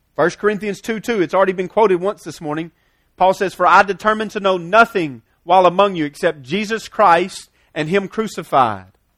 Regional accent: United States; we're American, because we live here in some level of comfortableness

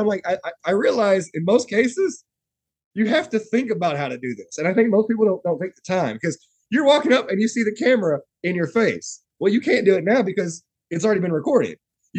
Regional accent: the South, United States; Growing up in the South, you know, you watch a lot of Alabama, Auburn, Tennessee football games.

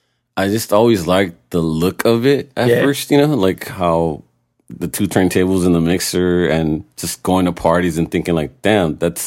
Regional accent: San Diego, California, United States; also born or lived in Tijuana, Mexico; now in Long Beach, United States; Raised in San Diego, but been in Long Beach for the past like 15 years or so.

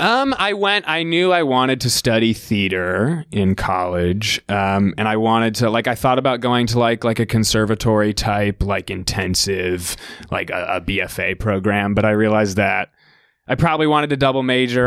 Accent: Winnetka, Illinois, United States; moved away as an adult; also born or lived in Gambier, Ohio; now in New York, United States; I'm from Winnetka, Illinois

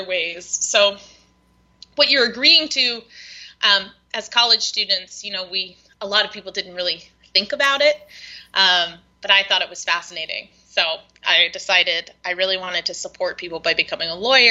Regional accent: South Carolina, United States; moved away; I grew up in South Carolina.

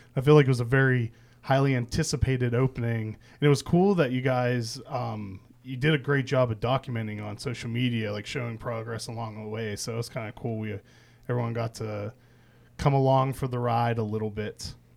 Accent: outside of Pittsburgh, Pennsylvania, United States; moved away; where I grew up outside of Pittsburgh

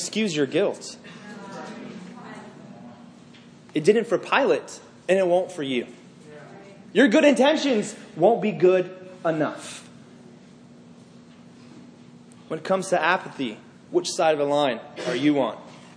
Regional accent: Northern Virginia, United States; I grew up in Northern Virginia.

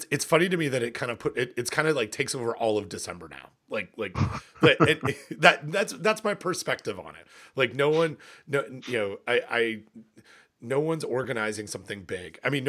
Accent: Ontario, Canada; it's certainly warmer than it is in where I grew up in Ontario.

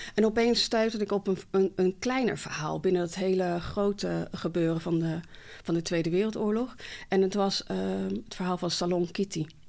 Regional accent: Barneveld, Gelderland, Netherlands; also born or lived in Morocco; ik ben gewoon geboren in Marokko, getogen in Nederland, in Barneveld

